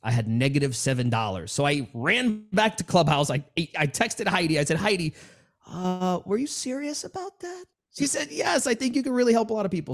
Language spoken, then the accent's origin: English; New York City, New York, United States; I grew up in New York City, Queens, New York